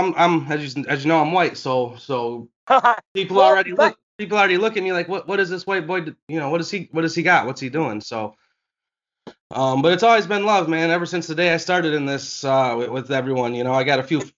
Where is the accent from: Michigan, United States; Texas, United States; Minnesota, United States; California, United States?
Michigan, United States; Detroit; I'm from right around Detroit, Michigan.